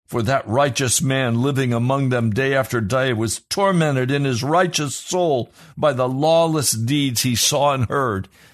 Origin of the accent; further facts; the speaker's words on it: United States; I shudder as an American